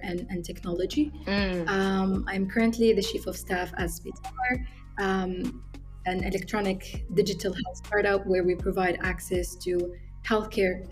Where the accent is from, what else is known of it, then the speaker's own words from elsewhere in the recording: Benghazi, Cyrenaica, Libya; moved away as an adult; also born or lived in Egypt; I grew up in Benghazi. This is where I lived my whole life.